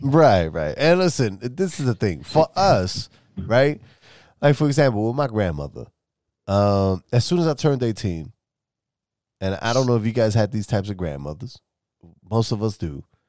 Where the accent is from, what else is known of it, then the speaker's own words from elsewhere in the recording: New York City, New York, United States; moved away; I'm from New York City originally